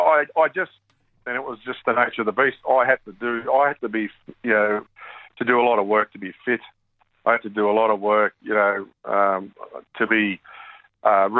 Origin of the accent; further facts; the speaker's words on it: Seiffert Oval, New South Wales, Australia; Seaford Oval was a big part of my childhood, an absolute massive part of my childhood, because I spent a lot of time over there